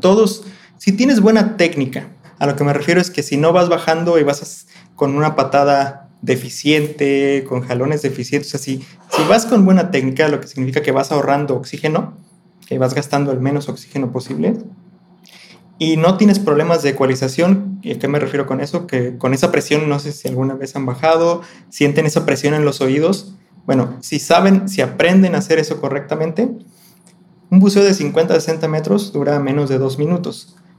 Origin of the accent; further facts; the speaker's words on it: Colima, Mexico; yo soy de Colima, Colima